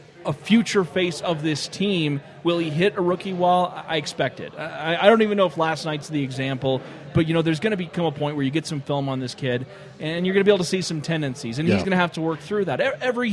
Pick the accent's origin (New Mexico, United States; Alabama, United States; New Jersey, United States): New Mexico, United States; moved away as an adult; also born or lived in Fort Collins, Colorado; now in Colorado, United States; I grew up in New Mexico